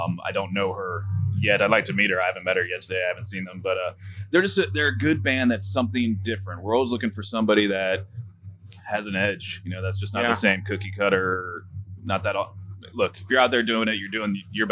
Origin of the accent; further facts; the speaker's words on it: Florida, United States; I'm from Florida